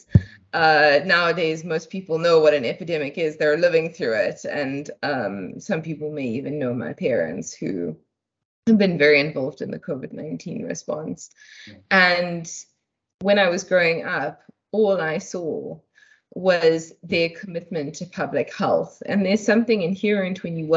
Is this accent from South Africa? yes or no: yes; Durban, KwaZulu-Natal, South Africa; moved away as an adult; also born or lived in Chatsworth / Cape Town; now in Johannesburg, South Africa; I grew up in Durban. I was born in Chatsworth